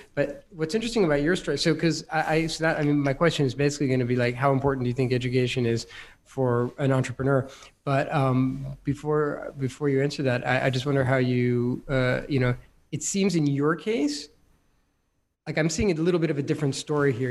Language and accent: English; United States; Being an American